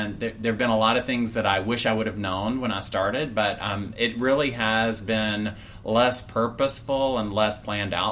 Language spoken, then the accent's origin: English; Atlanta, Georgia, United States; I grew up in Metro Atlanta